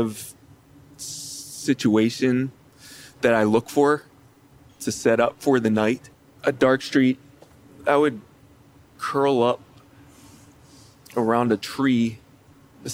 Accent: Chesapeake Beach, Maryland, United States; now in Los Angeles, United States; I grew up in Calvert County, Maryland, in Chesapeake Beach on the Chesapeake Bay

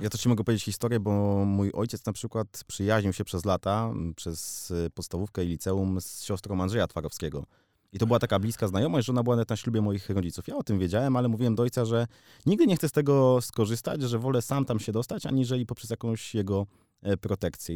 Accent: Warsaw, Masovian Voivodeship, Poland; Jestem prosty chłopak z Pragi

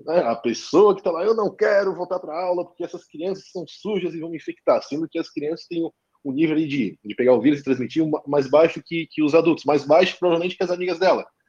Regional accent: Florianópolis region, Santa Catarina, Brazil; accent: manezinho; Eu moro em, não moro em Florianópolis, mas sou aqui da região, então sou manezinho, como vocês percebem, nós temos a fala um tanto acelerada

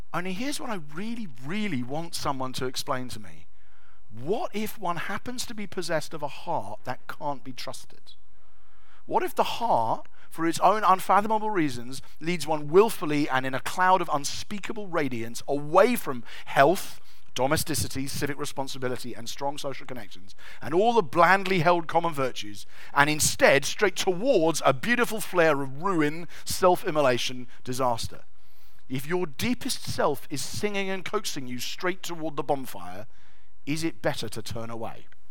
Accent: England, United Kingdom; we're English

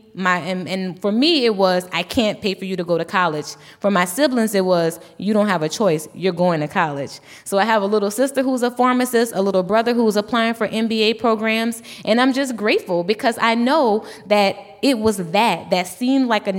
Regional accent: Louisiana, United States; I'm from Louisiana

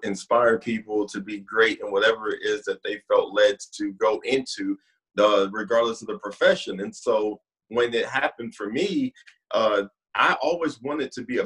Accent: San Diego, California, United States; moved away; also born or lived in Oceanside, California / St. Louis, Missouri / Tulsa, Oklahoma; born and raised in San Diego, California

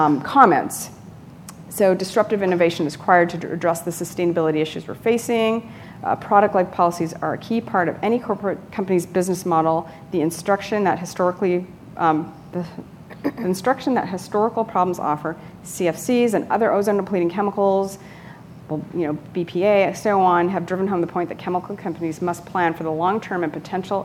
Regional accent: California, United States; I'm from California

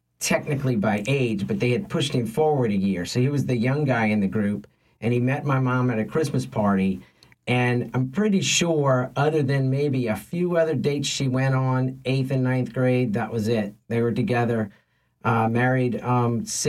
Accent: Metairie, Louisiana, United States; also born or lived in Lakeview, New Orleans; we moved from Lakeview to Metairie, to the house I grew up in.

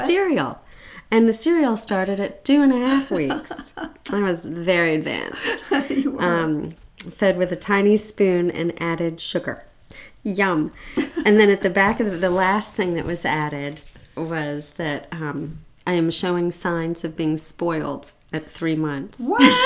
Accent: Santa Barbara, California, United States; I was born in Santa Barbara

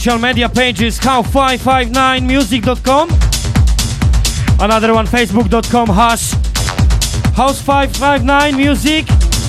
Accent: Poland; moved away; my home country, Poland

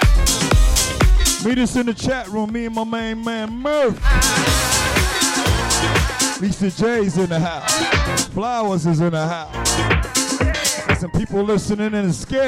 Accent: New York City, New York, United States; my hometown Jamaica Queens, New York

